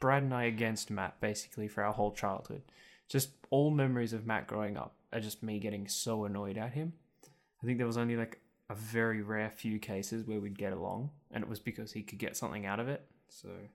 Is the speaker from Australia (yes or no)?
yes; Muswellbrook, New South Wales, Australia; for about the first three years of my life, I lived in Musselbrook, and then we moved out of town. So I was, like, living outside of Mossebrook, so fifteen minutes from Mossebrook.